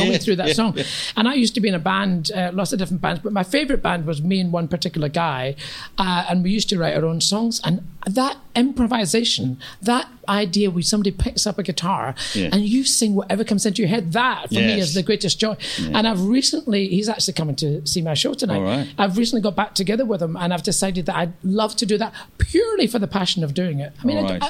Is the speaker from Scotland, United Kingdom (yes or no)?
yes; East Kilbride, Scotland, United Kingdom; accent: Scottish; I come from East Kilbride, a kind of new town outside Glasgow.